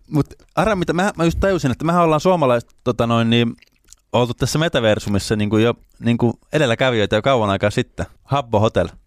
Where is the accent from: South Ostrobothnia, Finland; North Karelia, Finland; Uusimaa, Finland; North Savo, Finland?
South Ostrobothnia, Finland; Lapua; Lapuan kaupungitalo, kun mä oon sieltä kotoisin